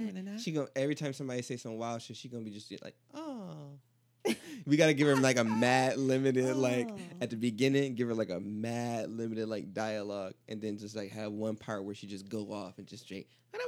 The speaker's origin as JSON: {"language": "English", "region": "Mississippi", "country": "United States", "tie": "born or raised there", "said": "Bartholomew is from the Lou, but I grew up in the Sip. That's Mississippi."}